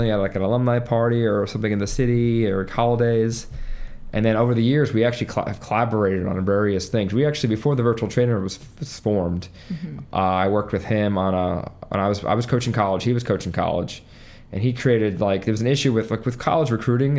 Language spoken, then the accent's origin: English; Long Island, New York, United States; I'm from Long Island. I went to Chaminade High School